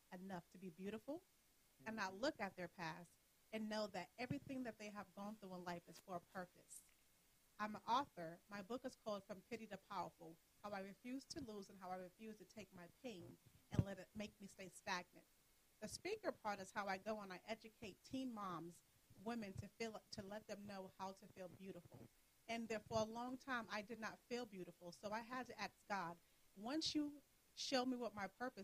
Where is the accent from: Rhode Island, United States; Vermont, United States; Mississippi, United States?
Rhode Island, United States; Providence; I am from Providence, Rhode Island